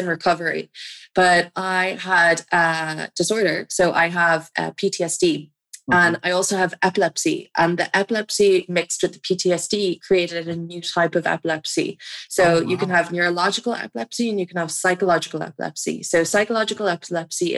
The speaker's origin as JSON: {"language": "English", "town": "Dublin", "region": "Leinster", "country": "Ireland", "also_born_or_lived": "Amsterdam"}